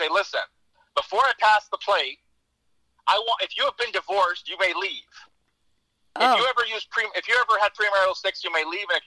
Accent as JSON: {"language": "English", "area": "San Joaquin Valley", "region": "Central California", "country": "United States", "said": "I come from farm country in the San Joaquin Valley in Central California, and not from the city. So coming off a farm, you're conservative. And then I was a member of Generation X"}